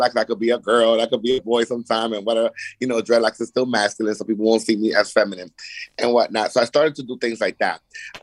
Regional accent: Yonkers, New York, United States; also born or lived in Brooklyn, New York / Dominican Republic (ancestry); I am from Yonkers, New York. I am a sibling of five. My mother and father are been married for like 40 something years, still together, you know, raised us in Brooklyn and in Yonkers

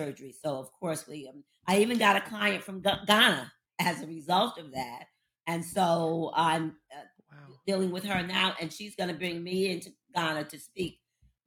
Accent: Jacksonville, Florida, United States; also born or lived in Paterson, New Jersey; now in Baltimore, United States; In Florida, I'm from Jacksonville, Florida, originally. We moved to New Jersey in 1967

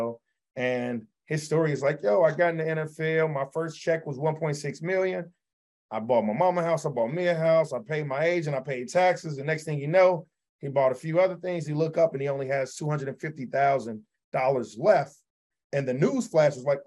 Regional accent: Chicago, Illinois, United States; also born or lived in New York; I came back home to Chicago, where I worked at a hedge

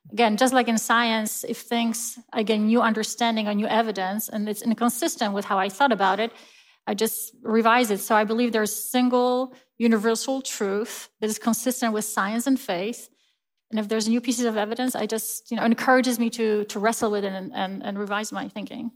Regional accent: Poland; moved away as an adult; now in United States; I grew up in Poland, and I was raised, uh, in a Christian faith

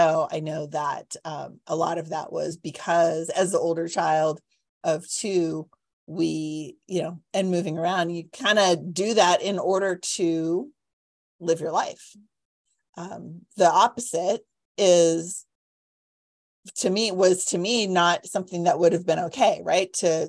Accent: Cupertino, California, United States; Growing up in Cupertino, it's very funny.

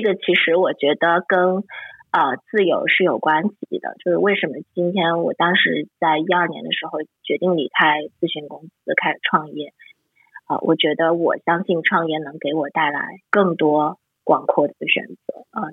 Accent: Shanghai, China; moved away as an adult; also born or lived in Hong Kong / United States; 我是从从小生活在上海

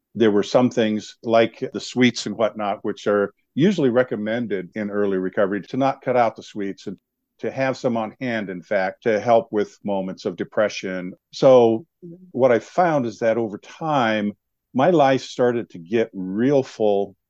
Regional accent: Montana, United States; now in Helena, United States; I was born and raised on a reservation

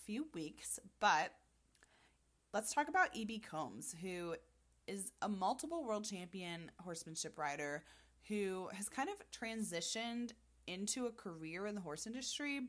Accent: Florida, United States; I am from Florida

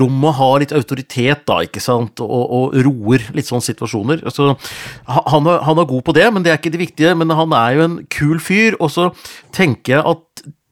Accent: Gjøvik, Innlandet, Norway; Hunndalen, forresten Nordvesten, der jeg er ifra òg.

